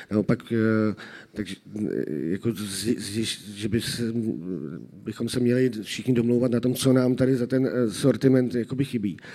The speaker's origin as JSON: {"language": "Czech", "region": "Prague", "country": "Czechia", "said": "Ale já jako Pražák zaplatím 24 za půl hodiny."}